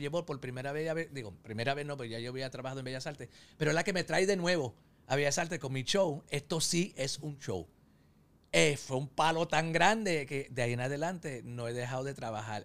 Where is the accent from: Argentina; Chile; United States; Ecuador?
United States; New York; yo soy nacido y criado en Estados Unidos, yo nací en Nueva York